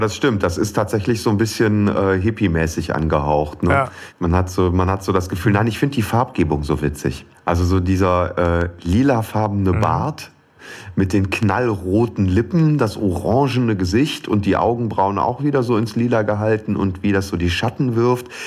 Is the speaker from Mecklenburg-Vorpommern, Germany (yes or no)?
no; Aachen area, North Rhine-Westphalia, Germany; im Aachener Klinikum habe ich das Licht der Welt erblickt. Ähm, bin dann allerdings im Umland groß geworden und jetzt auch wieder ins Umland gezogen